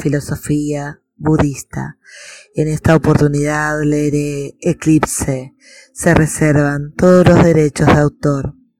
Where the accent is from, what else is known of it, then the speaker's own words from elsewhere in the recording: Buenos Aires, Argentina; de Argentina, Buenos Aires, actriz